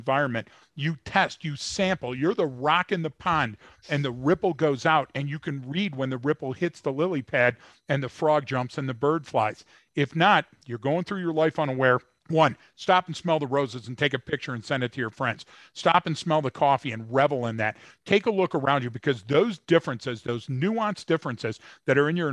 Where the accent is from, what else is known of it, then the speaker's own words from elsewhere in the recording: Detroit, Michigan, United States; I was born and raised in Detroit.